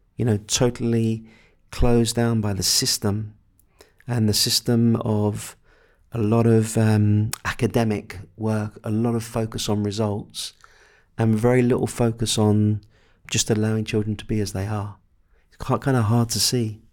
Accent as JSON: {"language": "English", "region": "England", "country": "United Kingdom", "said": "I'm English"}